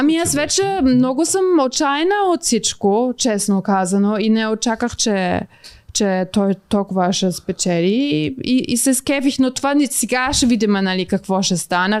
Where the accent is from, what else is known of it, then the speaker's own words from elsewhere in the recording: Bulgaria; съм от Българистан